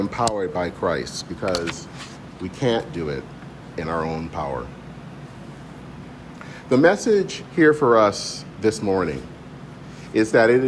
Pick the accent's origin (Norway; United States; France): United States; Michigan; growing up in Michigan